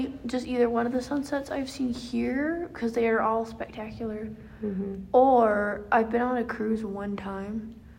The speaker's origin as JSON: {"language": "English", "region": "Tennessee", "country": "United States", "moved": "as an adult", "lives_now": "Ohio, United States", "said": "I am originally from Tennessee, coming to college in Ohio"}